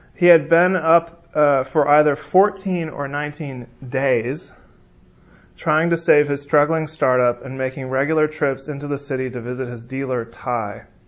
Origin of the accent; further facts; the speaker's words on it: California, United States; moved away; I'm from California, um, so I say you guys. Um, I'm learning the y'all though